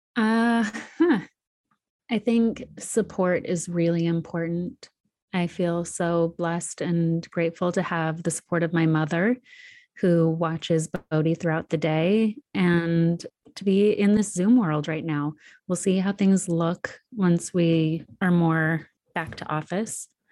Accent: Sedona, Arizona, United States; moved away; also born or lived in New York; spend one month in my hometown of Sedona.

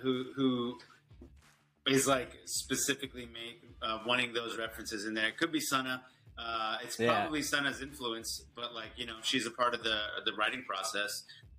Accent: Houston, Texas, United States; I'm from Ailey. I'm from Houston.

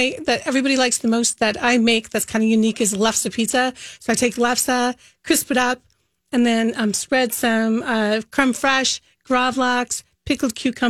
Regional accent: Minnesota, United States; if we make hot dish, it means we're from Minnesota

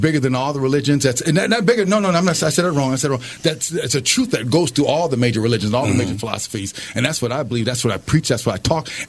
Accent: Minneapolis, Minnesota, United States; also born or lived in Albuquerque, New Mexico; I was born in Albuquerque, New Mexico. I was raised here in Minneapolis, Minnesota

